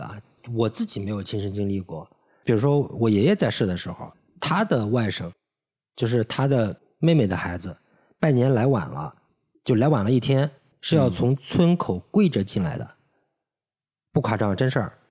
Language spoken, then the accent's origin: Chinese; Fuyang, Anhui, China; now in Shanghai, China; 我家在安徽北部嗯。一个叫阜阳的地方嗯。属于皖西北，算老少边穷地区